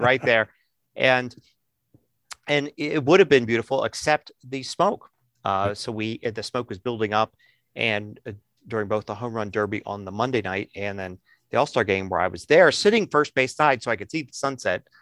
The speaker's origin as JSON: {"language": "English", "town": "Philadelphia", "region": "Pennsylvania", "country": "United States", "said": "I'm from Philly."}